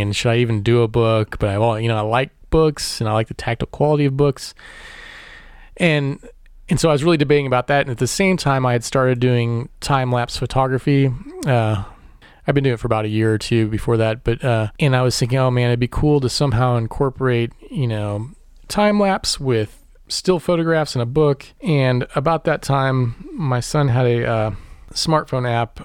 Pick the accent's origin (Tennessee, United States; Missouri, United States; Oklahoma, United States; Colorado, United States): Missouri, United States; Warrensburg; I was born in Warrensburg, Missouri, which is just east of Kansas City, and grew up there